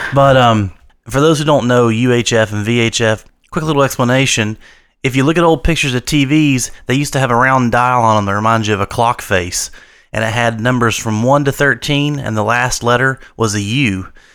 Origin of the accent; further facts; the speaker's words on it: United States; I grew up in Wayne County